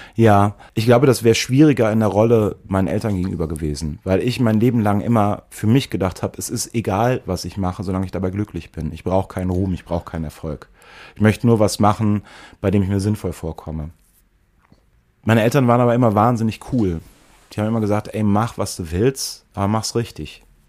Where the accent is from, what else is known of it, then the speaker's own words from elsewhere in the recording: Eifel, near Prüm, Rhineland-Palatinate, Germany; moved away; ich bin in der Eifel aufgewachsen, auch in einem Arm der Eifel, der wirklich dünn besiedelt ist